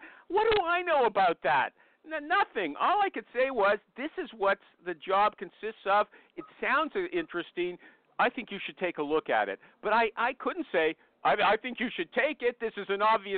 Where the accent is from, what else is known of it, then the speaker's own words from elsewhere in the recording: Canada; I'm Canadian